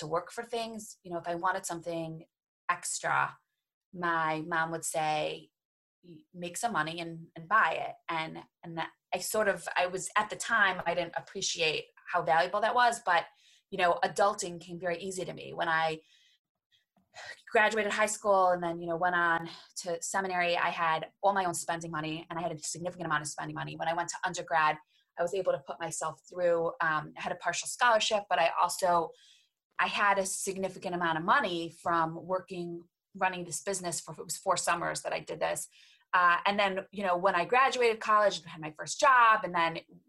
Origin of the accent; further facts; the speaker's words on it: Cleveland, Ohio, United States; I'm from Cleveland, Ohio